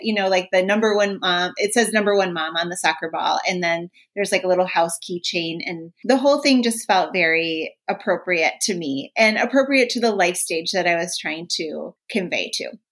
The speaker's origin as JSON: {"language": "English", "region": "Minnesota", "country": "United States", "said": "I'm from Minnesota. Hockey's a huge here."}